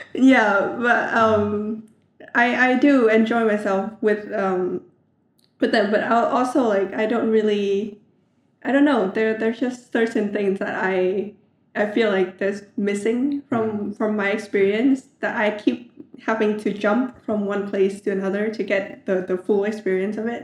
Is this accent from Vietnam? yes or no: yes; Vietnam; I often say that I'm from Vietnam